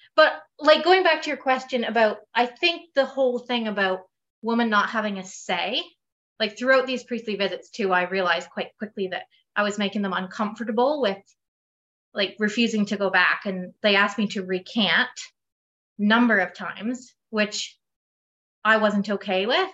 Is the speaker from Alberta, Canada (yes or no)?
no; Perth, Ontario, Canada; I am from Perth, Ontario, Canada.